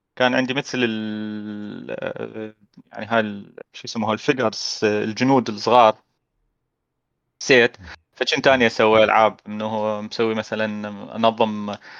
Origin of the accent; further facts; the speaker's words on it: Iraq; بالعراق احنا